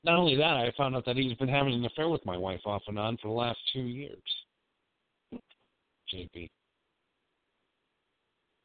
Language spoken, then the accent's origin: English; California, United States; my hometown, California